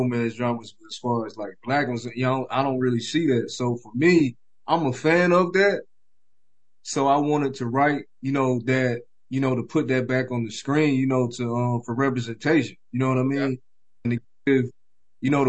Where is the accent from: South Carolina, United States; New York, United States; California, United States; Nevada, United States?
South Carolina, United States; Columbia; I'm born and raised in Columbia, South Carolina